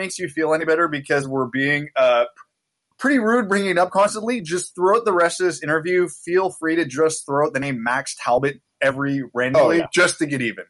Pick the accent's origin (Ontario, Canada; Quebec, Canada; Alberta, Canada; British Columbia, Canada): Ontario, Canada; Kitchener; because we're from Kitchener, Ontario